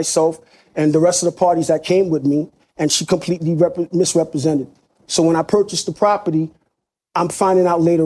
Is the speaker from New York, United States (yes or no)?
yes; New York City, New York, United States; now in Long Island, United States; we grew up in the projects